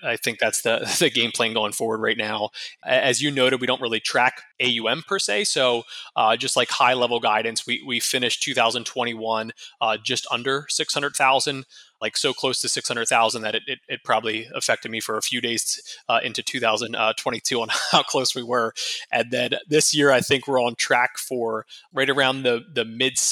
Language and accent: English; Harrisburg, Pennsylvania, United States; now in Tampa, United States; I'm from Harrisburg, Pennsylvania originally